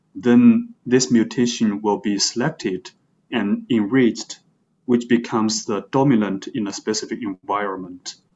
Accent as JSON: {"language": "English", "country": "China", "tie": "born or raised there", "also_born_or_lived": "Beijing", "moved": "as an adult", "lives_now": "New York, United States", "said": "I grew up in China and then I went to Beijing for my undergraduate studies"}